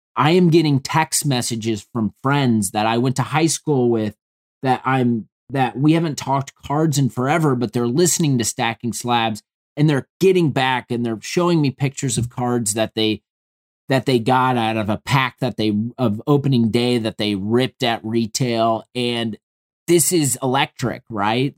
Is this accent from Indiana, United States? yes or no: yes; Indianapolis, Indiana, United States; I'm from Indianapolis